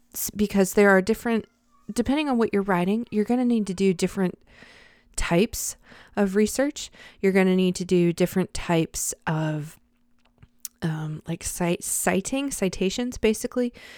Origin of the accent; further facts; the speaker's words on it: Charlotte, North Carolina, United States; I grew up in Charlotte